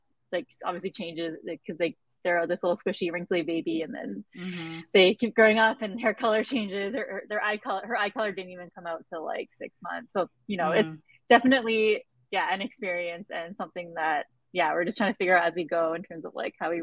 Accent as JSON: {"language": "English", "town": "Vancouver", "region": "British Columbia", "country": "Canada", "tie": "born or raised there", "said": "I grew up in East Vancouver"}